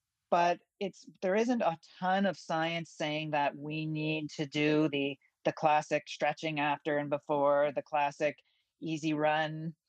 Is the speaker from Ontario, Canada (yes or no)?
yes; Ontario, Canada; I'm from Ontario, so I have a meat delivery service once a month.